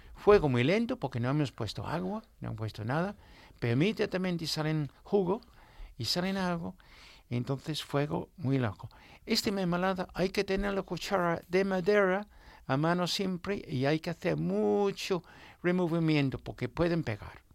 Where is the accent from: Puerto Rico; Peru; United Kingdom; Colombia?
United Kingdom; Newmarket, East of England; Spanish is a second language; moved away; iba mucho a mi pueblo, a Newmarket